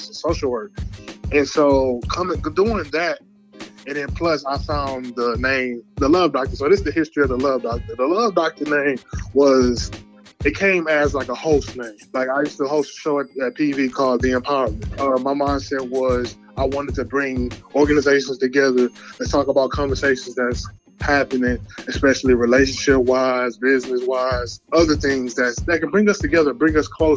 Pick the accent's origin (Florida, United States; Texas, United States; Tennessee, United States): Texas, United States; Houston; I was born in Houston, Texas